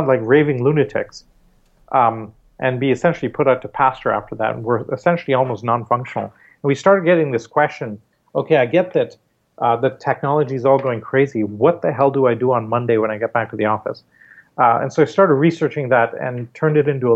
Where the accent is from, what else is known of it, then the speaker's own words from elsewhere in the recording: Canada; also born or lived in Mumbai, India; Growing up in Canada, and doing my schooling there